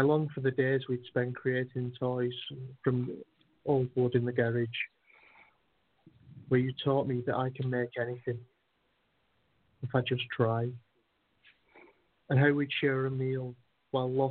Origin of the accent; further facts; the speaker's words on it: United Kingdom; We're British